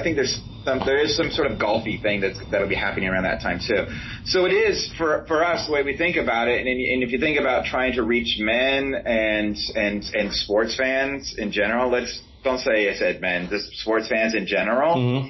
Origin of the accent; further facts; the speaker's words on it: United States; I'm an American.